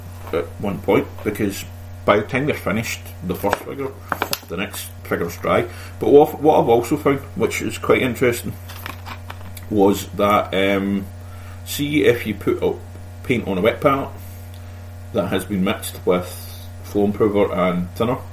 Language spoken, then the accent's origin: English; Scotland, United Kingdom; I'm Scottish, we do talk fast